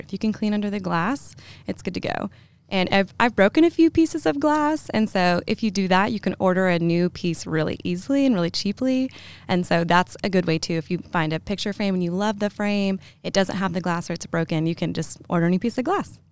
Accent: Lexington, Kentucky, United States; I'm from Lexington. I grew up here

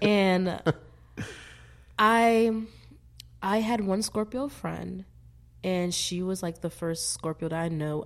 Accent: Philadelphia, Pennsylvania, United States; moved away; also born or lived in Vermont; Born in West Philadelphia, born and raised.

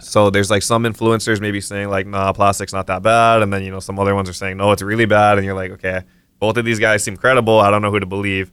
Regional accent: Kauai, Hawaii, United States; I'm from Kauai originally.

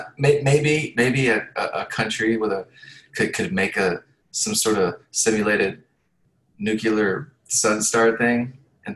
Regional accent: the South, United States; also born or lived in Hawaii; now in Florida, United States; I was born and raised in the South

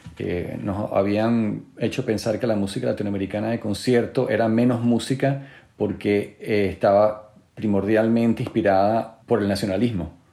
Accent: Venezuela; siendo venezolano

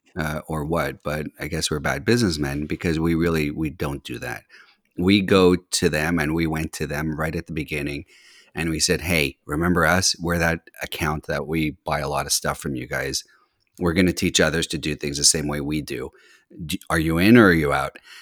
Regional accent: Montreal, Quebec, Canada; also born or lived in California / Boston; now in Washington D.C., United States; I grew up in, uh, Montreal, Canada

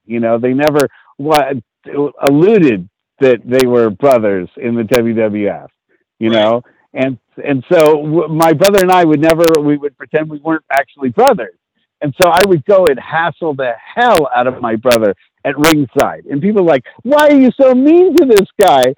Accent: San Francisco, California, United States; I grew up on Sotelo Avenue in San Francisco

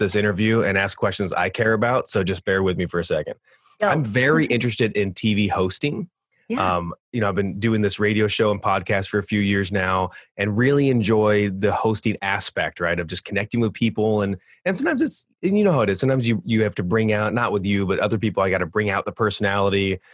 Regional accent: California, United States; moved away as an adult; now in Michigan, United States; I grew up in California 38 years, and I moved out yeah. to Michigan

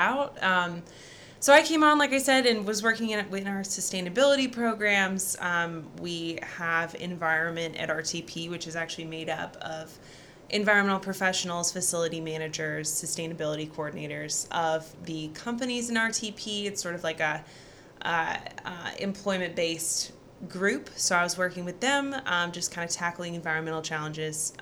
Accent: Research Triangle area, North Carolina, United States; one of the few that have actually been raised here and stuck around

